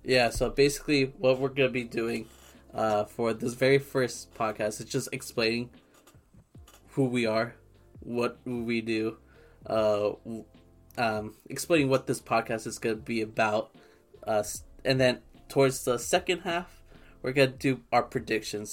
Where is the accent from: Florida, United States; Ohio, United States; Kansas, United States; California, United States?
California, United States; Southern; we're both from SoCal.